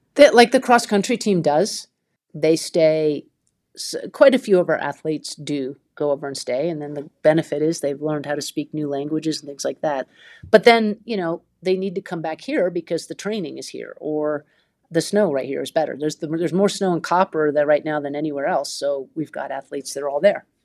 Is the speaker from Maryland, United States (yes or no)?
no; Vermont, United States; I grew up in Vermont